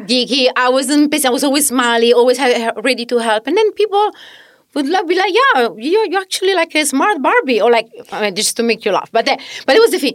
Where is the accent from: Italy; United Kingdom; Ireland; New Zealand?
Italy; Southern Italy; English is a second language; moved away as an adult; also born or lived in Australia; now in New York City, United States; I'm originally from Italy.